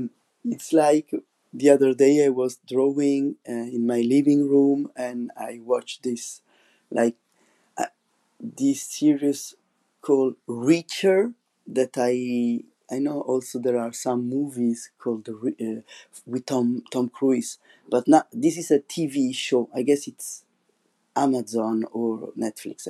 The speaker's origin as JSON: {"language": "English", "town": "Rome", "region": "Lazio", "country": "Italy", "tie": "born or raised there", "second_language": "English", "moved": "as an adult", "lives_now": "La Rochelle, France", "said": "Rome, which it's my hometown"}